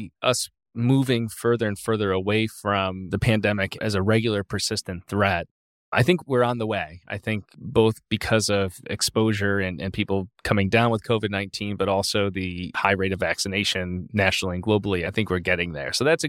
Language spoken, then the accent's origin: English; Chicago, Illinois, United States; Chicago. And so it's nice to spend Christmas with my family. I'll help out at my home parish where I grew up on the Christmas liturgy side of things.